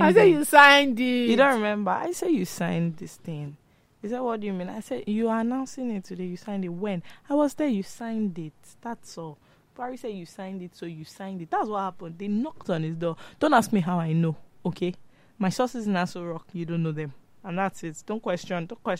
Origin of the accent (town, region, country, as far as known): Nigeria